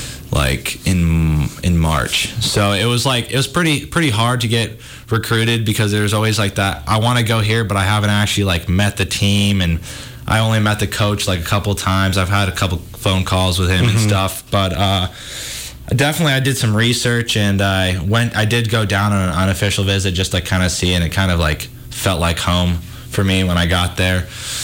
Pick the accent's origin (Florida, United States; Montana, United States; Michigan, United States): Montana, United States; Missoula; I'm a little nervous. I mean, it's going to be weird not being in my hometown, but at the same time, I'm really excited to like experience something new.